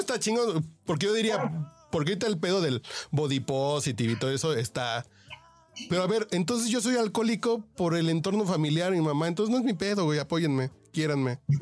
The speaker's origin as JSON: {"language": "Spanish", "country": "Mexico", "said": "como mexicano"}